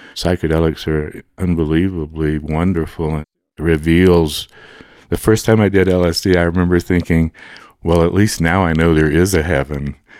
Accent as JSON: {"language": "English", "town": "Monroe", "region": "Louisiana", "country": "United States", "tie": "born or raised there", "said": "I was born in Monroe, Louisiana"}